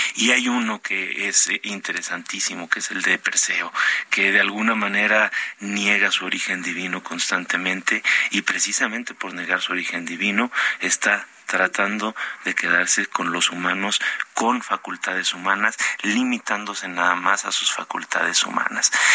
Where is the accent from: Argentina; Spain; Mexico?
Mexico; northern Mexico; moved away; yo soy norteño